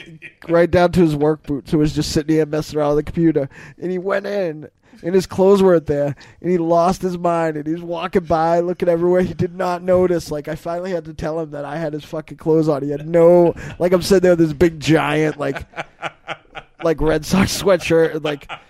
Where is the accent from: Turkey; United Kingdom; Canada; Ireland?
Ireland; I'm a grower, not a shower. I'm Irish.